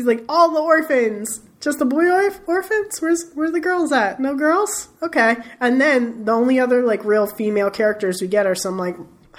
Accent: Florida, United States; we're all from Florida.

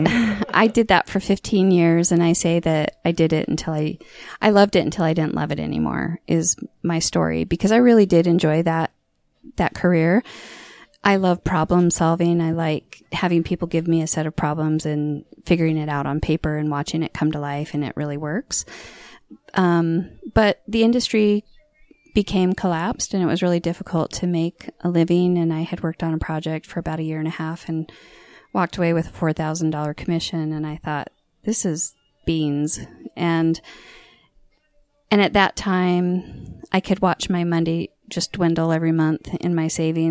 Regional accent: Saudi Arabia; also born or lived in Arizona; now in Utah, United States; I was born in Arizona. I grew up in Saudi Arabia. And then I came here for school.

